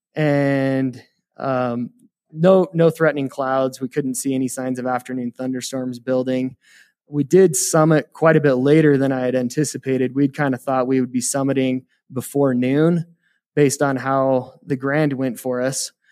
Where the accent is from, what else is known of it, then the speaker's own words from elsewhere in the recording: Heber City, Utah, United States; moved away as an adult; now in Evanston, United States; I grew up in Heber City, Utah, and kind of been playing in the mountains my whole life